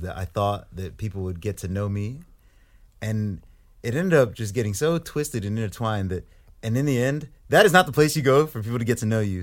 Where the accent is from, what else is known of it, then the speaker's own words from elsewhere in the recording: Grand Forks, North Dakota, United States; accent: thick American; moved away; also born or lived in Ipswich, England / Saint Louis, Missouri; grew up most of my, most of my life in North Dakota